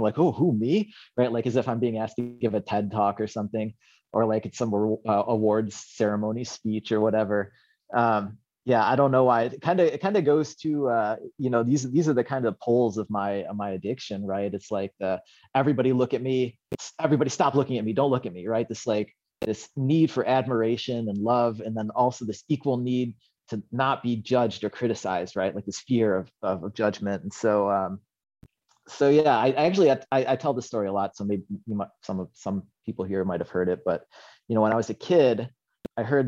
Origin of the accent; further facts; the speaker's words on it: Western New York, United States; now in Seattle, United States; I was born in Western New York, which people hear that and they think, like, oh, New York, like Manhattan, Park Slope and stuff. It's, well, New York's a big state